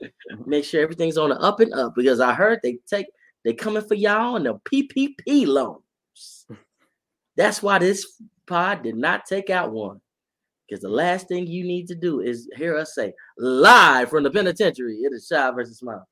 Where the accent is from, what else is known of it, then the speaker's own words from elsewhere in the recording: Texas, United States; I lived here my whole life.